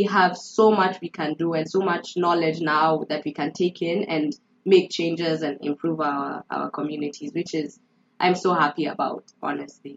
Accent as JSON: {"language": "English", "country": "Kenya", "moved": "yes", "lives_now": "United States", "said": "as a Kenyan"}